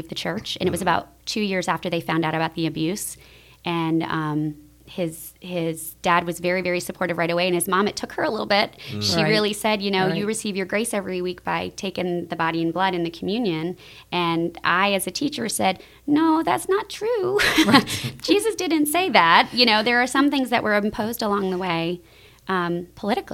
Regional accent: Vermont, United States; moved away; I grew up in Protestant churches in small towns that were not Southern Protestant churches by any stretch of the imagination. So it was in Vermont and, you know, in other places.

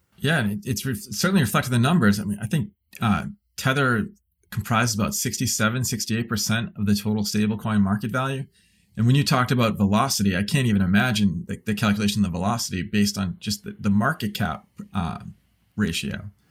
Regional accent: United States; as an American

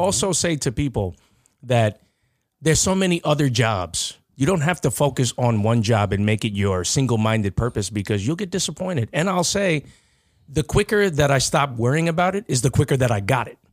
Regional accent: Nassau County, New York, United States; I'm still from Nassau County

